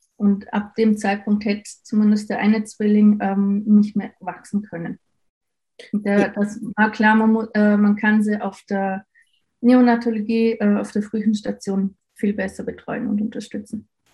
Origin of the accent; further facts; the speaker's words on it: Austria; bei uns in Österreich